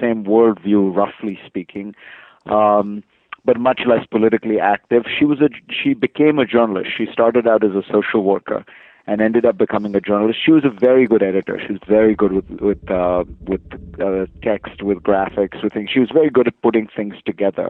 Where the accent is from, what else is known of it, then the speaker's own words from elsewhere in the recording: India; I was born in India, really just a generation removed from independence